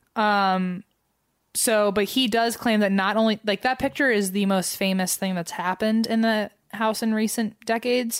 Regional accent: United States; as an American

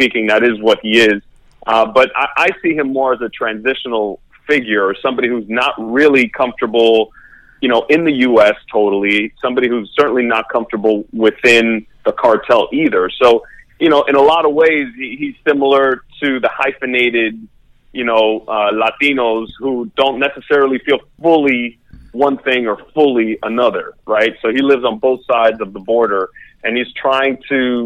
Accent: Miami, Florida, United States; moved away as an adult; also born or lived in New York; I grew up in Miami. I'm Miami born and raised. I didn't move out of Miami until graduate school

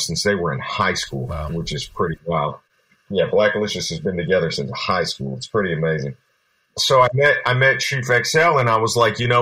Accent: Berkeley, California, United States; also born or lived in Japan; I was born in Japan, but eventually we moved to Berkeley, California around the time that I was five.

